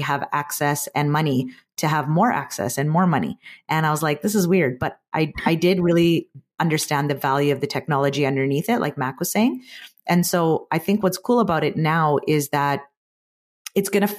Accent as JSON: {"language": "English", "country": "Canada", "said": "being Canadian"}